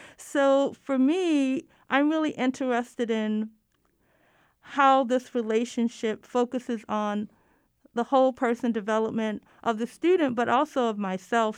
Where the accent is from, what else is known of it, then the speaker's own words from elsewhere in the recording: Baltimore, Maryland, United States; another church in my hometown, Baltimore